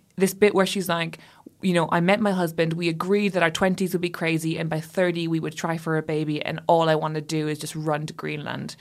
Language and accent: English; Ireland; I grew up Catholic and in Ireland